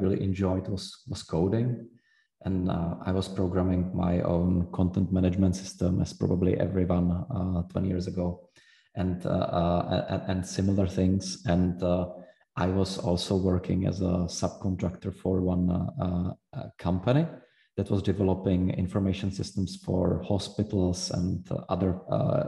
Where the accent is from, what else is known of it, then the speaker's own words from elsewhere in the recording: Prague, Czechia; moved away; also born or lived in Zurich; I was from Prague originally